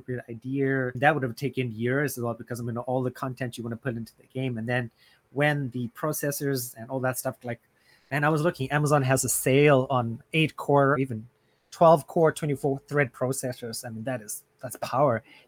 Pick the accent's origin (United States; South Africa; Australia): South Africa; founded my hometown in South Africa